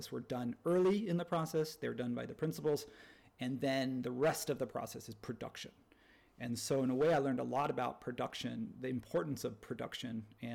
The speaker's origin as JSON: {"language": "English", "region": "Southern California", "country": "United States", "tie": "born or raised there", "said": "growing up in Southern California"}